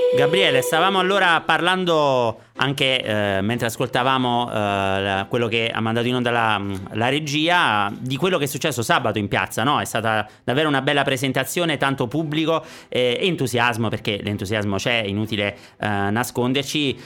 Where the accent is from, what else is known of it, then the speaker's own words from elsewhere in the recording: Campania, Italy; accent: Campanian; moved away as an adult; now in Sanremo, Italy; io vivo qui da 15 anni, ma l'accento campano non l'ho perso